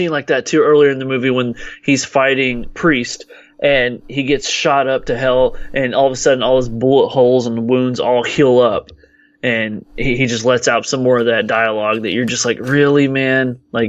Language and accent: English; Texas, United States; people like me from Texas, because we're all cowboys here.